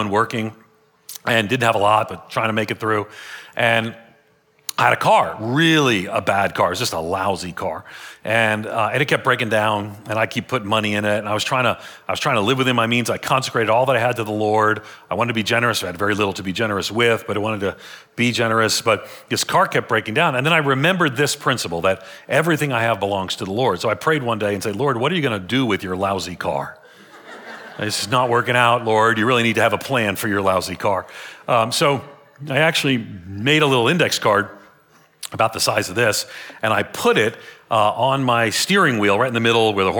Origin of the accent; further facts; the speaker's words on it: United States; I'm an American